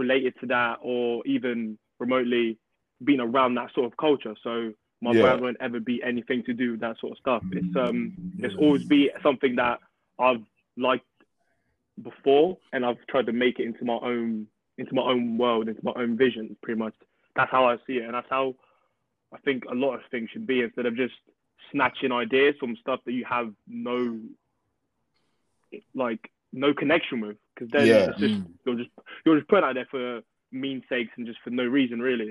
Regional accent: England, United Kingdom; also born or lived in Portugal / Angola; I grew up in England

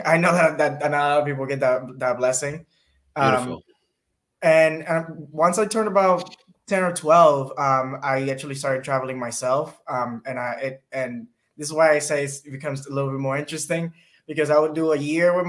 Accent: Passaic, New Jersey, United States; also born or lived in Dominican Republic; did half of high school in the Dominican Republic, and I finished high school in New Jersey. Okay. I grew up in Passaic, New Jersey, which is the hood, for lack of better words.

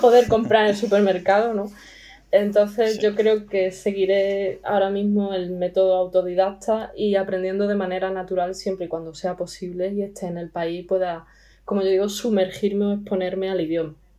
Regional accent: Spain; accent: Spanish; first language Spanish; also born or lived in Estonia / France; al ser española

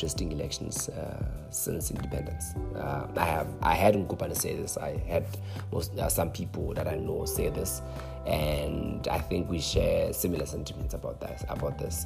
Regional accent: Lesotho; I'm from Lesotho

